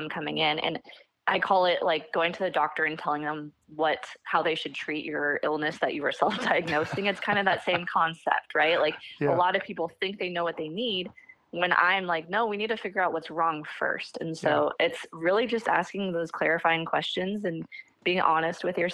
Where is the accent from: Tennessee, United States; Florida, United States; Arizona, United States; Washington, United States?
Washington, United States; Seattle; I grew up near Seattle, Washington. I still live in Washington